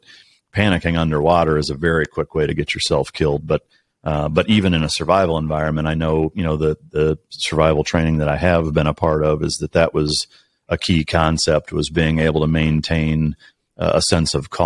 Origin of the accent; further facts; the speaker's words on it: Iowa, United States; now in Dallas, United States; I'm in the Dallas area. I'm originally from Iowa